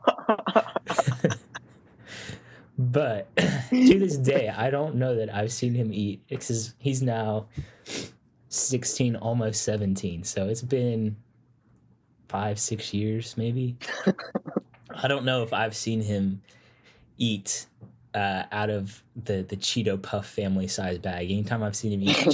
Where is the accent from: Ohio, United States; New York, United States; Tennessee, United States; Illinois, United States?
Tennessee, United States; Nashville; I am from Nashville area, currently attending the Middle Tennessee State University.